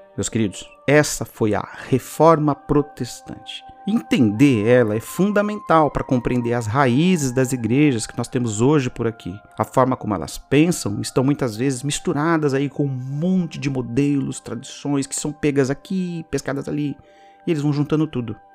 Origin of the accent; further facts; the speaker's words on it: Brazil; somos brasileiros